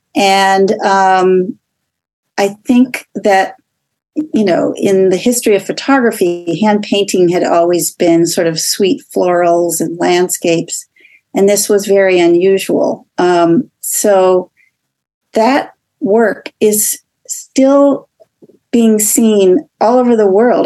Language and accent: English; Los Angeles, California, United States; moved away as an adult; also born or lived in New York; I grew up in Los Angeles.